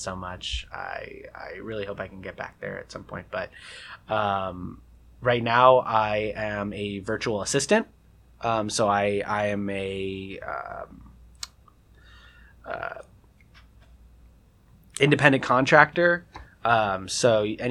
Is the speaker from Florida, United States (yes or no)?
yes; West Palm Beach, Florida, United States; I'm from West Palm Beach, Palm Beach Gardens, South Florida. So I actually went to a middle school of the arts and a high school of the arts as well